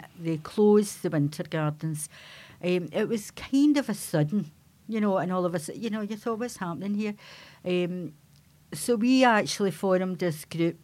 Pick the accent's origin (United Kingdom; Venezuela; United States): United Kingdom; Glasgow, Scotland; I was brought up in the Godbulls